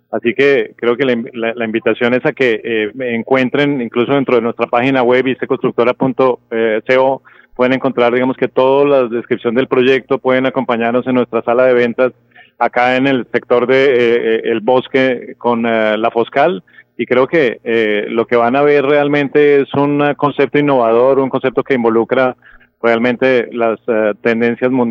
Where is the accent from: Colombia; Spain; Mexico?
Colombia; Bogotá; A ver, eh, yo soy de Bogotá, pero